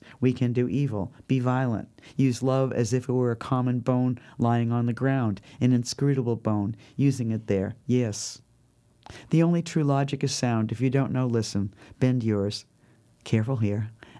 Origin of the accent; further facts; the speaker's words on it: New York, United States; And also I was lonely from my home. I was lonely from New York.